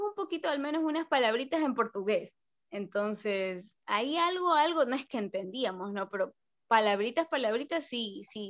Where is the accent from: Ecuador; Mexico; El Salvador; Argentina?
Ecuador; todos los ecuatorianos